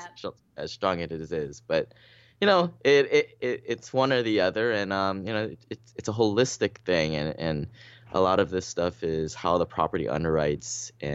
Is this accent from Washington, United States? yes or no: yes; Seattle, Washington, United States; I mean, I came from Seattle